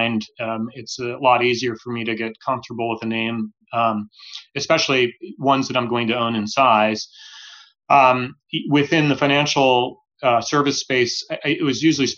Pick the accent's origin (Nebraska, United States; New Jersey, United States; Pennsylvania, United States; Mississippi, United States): Nebraska, United States; Omaha; moved away; I grew up in Omaha, Nebraska